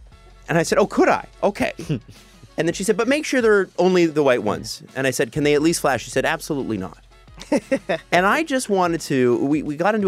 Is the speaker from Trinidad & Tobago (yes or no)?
no; Toronto, Ontario, Canada; I grew up in Scarborough, right at Port Union and Lawrence area